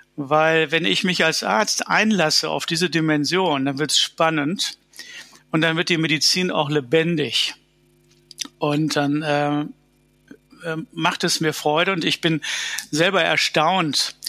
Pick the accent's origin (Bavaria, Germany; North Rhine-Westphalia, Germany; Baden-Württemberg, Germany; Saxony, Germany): North Rhine-Westphalia, Germany; Dortmund; In Dortmund, wo ich aufgewachsen bin